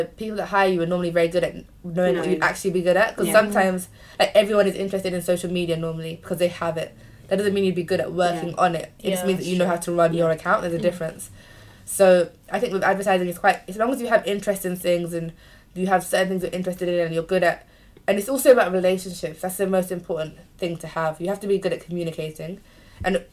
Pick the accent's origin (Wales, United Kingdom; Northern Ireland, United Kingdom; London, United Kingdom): London, United Kingdom; we're all from London